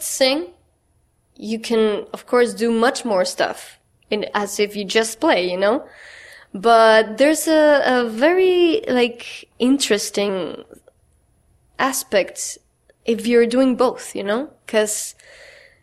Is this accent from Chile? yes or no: yes; Chile; English is a second language; moved away as an adult; now in Brooklyn, United States